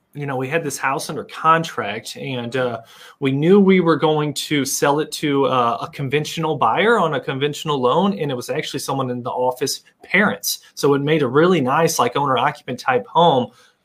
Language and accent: English; St. Charles, Missouri, United States; moved away; So I'm from St. Charles, Missouri.